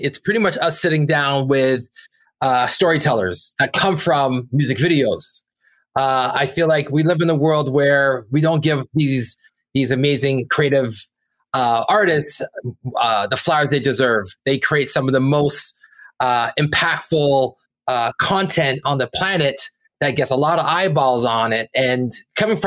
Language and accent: English; Brampton, Ontario, Canada; we're two kids from Brampton, Ontario